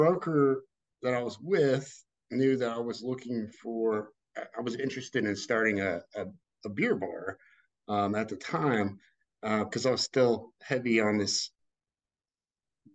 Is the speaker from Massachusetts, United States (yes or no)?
no; Texas, United States; now in Louisville, United States; I was born in Texas originally, lived in Louisville past 20 years